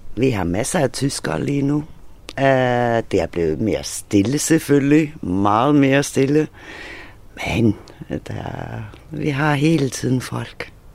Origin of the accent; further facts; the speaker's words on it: Faroe Islands; now in Hvide Sande, Denmark; det er også det nærmeste, jeg kommer med hjemland, så jeg er færing